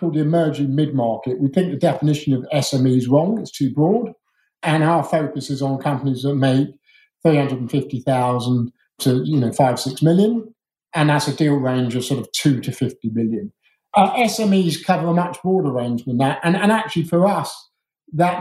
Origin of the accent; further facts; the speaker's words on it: Surrey, South East England, United Kingdom; I grew up as a posh Surrey schoolboy